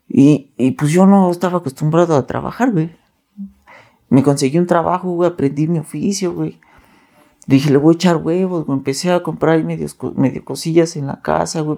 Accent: Nezahualcóyotl, State of Mexico, Mexico; yo vengo de Nezahualcóyotl, Estado de México.

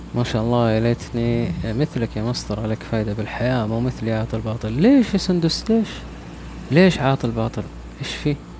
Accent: Taif, Makkah Province, Saudi Arabia; أنا آه، من الطائف أساسا

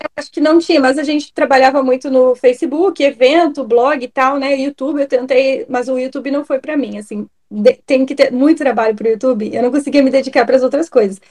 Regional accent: Rio Grande do Sul, Brazil; also born or lived in Londrina, Paraná; now in Santa Catarina, Brazil; Eu sou gaúcha, morei em Londrina e agora moro em Santa Catarina

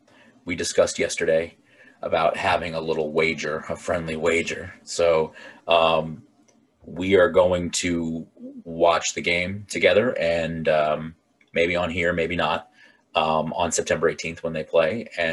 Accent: Virginia, United States; moved away; growing up in Virginia and living all across, like in different parts in the country

